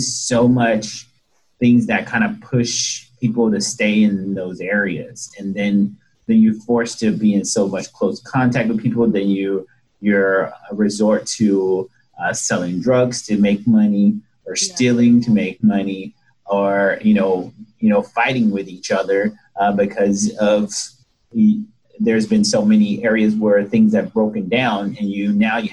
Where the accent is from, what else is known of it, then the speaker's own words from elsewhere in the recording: Los Angeles, California, United States; I grew up in South Central Los Angeles.